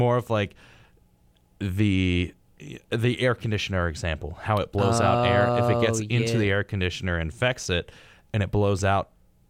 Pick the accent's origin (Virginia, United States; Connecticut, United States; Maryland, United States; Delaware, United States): Maryland, United States; Baltimore; born there; Actually, the hospital that I was born in Baltimore, Maryland, had an outbreak of Legionnaire's disease.